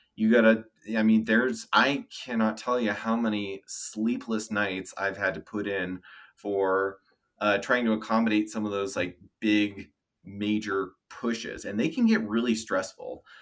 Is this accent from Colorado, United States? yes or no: yes; Denver, Colorado, United States; moved away as an adult; also born or lived in California / Knoxville, Tennessee; I was born and raised in Denver